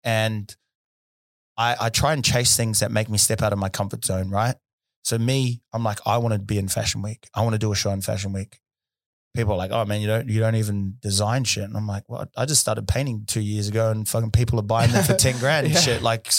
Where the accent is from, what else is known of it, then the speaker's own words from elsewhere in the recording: South Auckland, Auckland, New Zealand; Well, where I grew up in South Auckland, in Thompson Street, it was a beautiful place